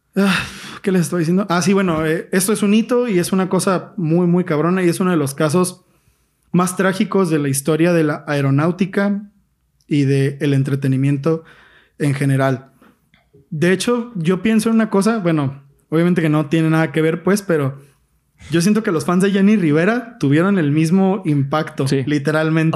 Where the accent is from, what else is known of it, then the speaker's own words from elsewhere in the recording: Mexico; yo soy mexicano, güey, a toda honra